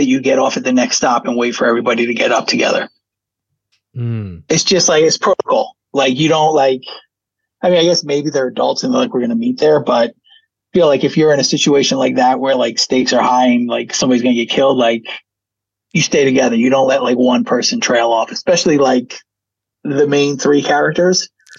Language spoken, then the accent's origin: English; New York City, New York, United States; As a New Yorker